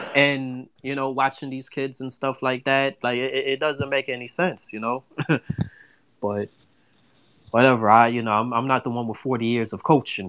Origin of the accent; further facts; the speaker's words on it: New York City, New York, United States; now in Florida, United States; I'm from the Bronx